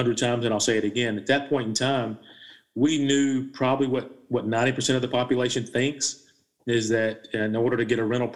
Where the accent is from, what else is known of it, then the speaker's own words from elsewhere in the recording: South Carolina, United States; Born and raised in South Carolina, college educated.